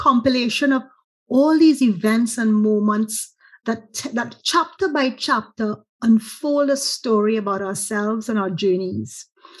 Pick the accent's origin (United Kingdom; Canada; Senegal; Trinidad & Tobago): Trinidad & Tobago; as a Trinidadian